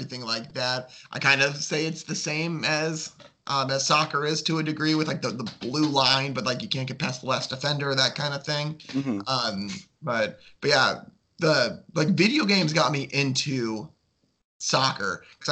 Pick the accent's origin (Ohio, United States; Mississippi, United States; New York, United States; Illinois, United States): Illinois, United States; Chicago; born or raised there